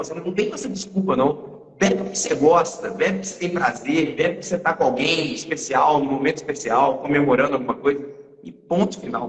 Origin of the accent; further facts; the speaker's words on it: Minas Gerais, Brazil; três mineiros